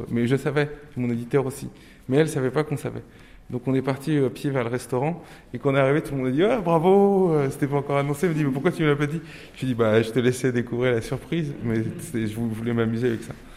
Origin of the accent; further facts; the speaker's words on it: Nantes, Pays de la Loire, France; first language Turkish; French is a second language; moved away; also born or lived in Paris; j'ai grandi à Nantes